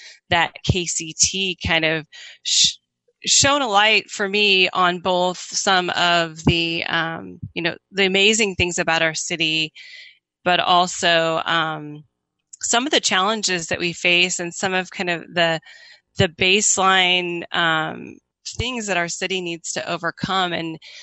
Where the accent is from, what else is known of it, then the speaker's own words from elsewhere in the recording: Iowa, United States; moved away as an adult; now in Kansas City, United States; I grew up in Iowa. I came to Kansas City right after college